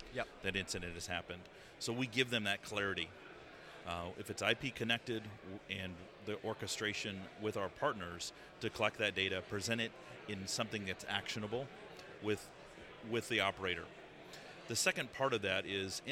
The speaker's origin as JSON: {"language": "English", "region": "Colorado", "country": "United States", "moved": "as an adult", "lives_now": "London, United Kingdom", "said": "I'm from Colorado in the United States."}